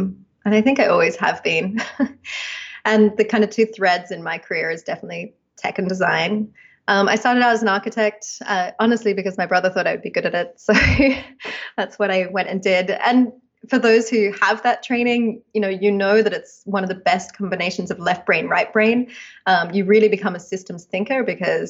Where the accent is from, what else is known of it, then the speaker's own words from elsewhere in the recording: Australia; moved away as an adult; now in United States; as you can probably hear, I'm Australian, and I did my architecture degree in Australia.